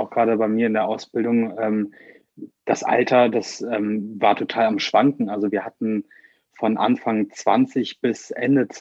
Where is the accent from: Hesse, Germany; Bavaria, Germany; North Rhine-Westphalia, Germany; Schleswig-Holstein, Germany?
North Rhine-Westphalia, Germany; Bornheim; Ich bin 24 Jahre alt und ich komme aus Bornheim